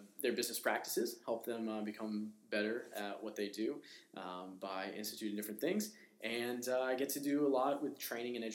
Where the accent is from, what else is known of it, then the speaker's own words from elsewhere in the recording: Maine, United States; moved away as an adult; also born or lived in Midwest; I grew up in Maine